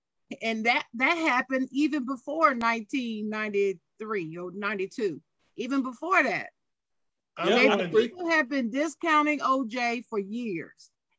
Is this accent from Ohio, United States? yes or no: yes; Ohio, United States; I'm from Ohio.